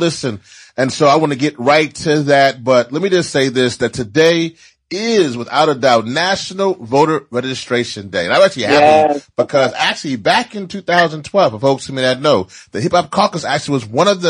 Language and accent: English; Louisiana, United States; in my home state of Louisiana